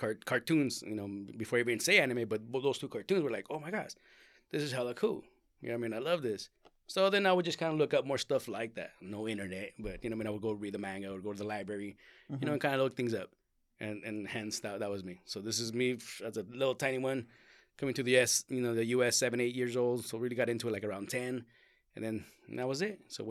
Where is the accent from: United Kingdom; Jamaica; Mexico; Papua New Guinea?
Mexico; born there; I was born in Mexico.